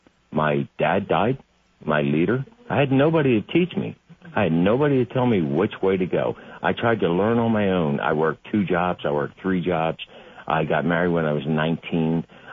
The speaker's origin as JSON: {"language": "English", "town": "Philadelphia", "region": "Pennsylvania", "country": "United States", "tie": "born or raised there", "moved": "yes", "lives_now": "Long Neck, Delaware, United States", "said": "I grew up in Philadelphia as a young kid."}